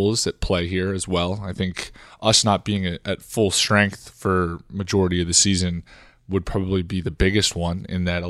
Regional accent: Northeast, United States; moved away; I'm a guy who grew up in the Northeast

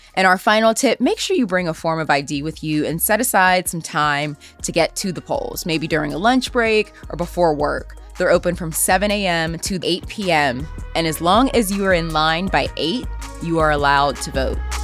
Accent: Wilkinsburg, Pennsylvania, United States; I'm from Wilkinsburg

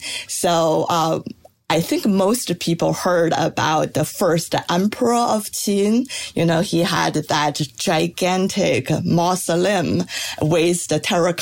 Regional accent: China; moved away; I grew up in China

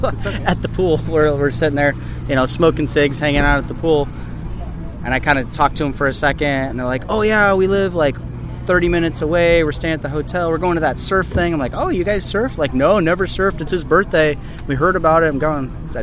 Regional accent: San Luis Obispo, California, United States; From San Luis Obispo, California, and I own a brewery called Libertine Brewing Compa

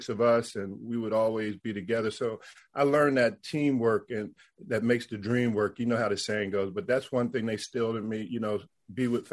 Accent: Camden, New Jersey, United States; I grew up in the Philly area, right across the bridge over in Camden, New Jersey

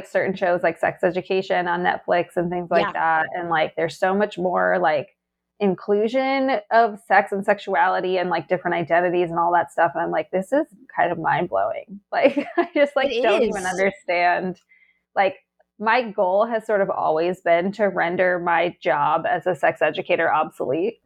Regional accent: Western Massachusetts, United States; I grew up in Western Massachusetts

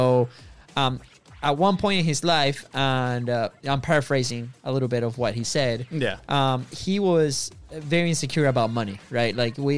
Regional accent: Venezuela; English is a second language; now in United States; we are actually from Venezuela, right? So you probably figure that one out because of our accents.

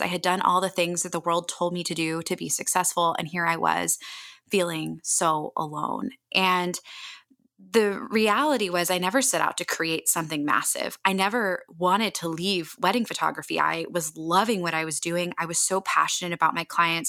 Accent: Annapolis, Maryland, United States; moved away as an adult; also born or lived in California; a community in my hometown of Annapolis, Maryland

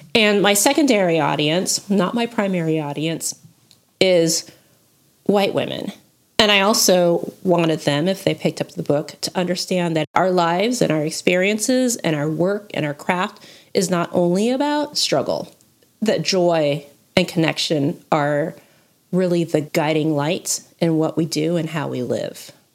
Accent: United States; I say this as an American

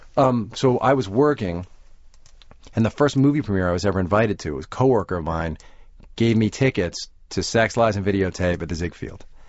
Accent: Roslyn, New York, United States; I grew up in Roslyn

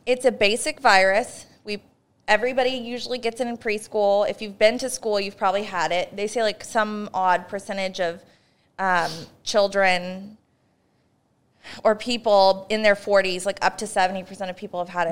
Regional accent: Northern California, United States; we're both from Northern California

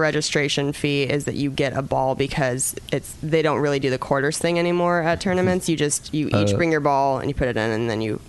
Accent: Spokane, Washington, United States; moved away as an adult; also born or lived in Seattle, Washington; now in Los Angeles, United States; I'm from Spokane, Washington

